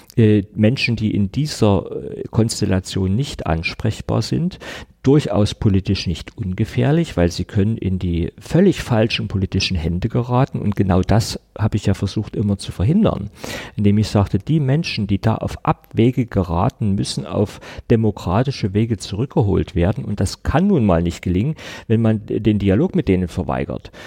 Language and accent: German; Saxony, Germany; ich bin Sachse, ich bin hier geboren, ich habe fast die ganze Zeit meines Lebens hier gelebt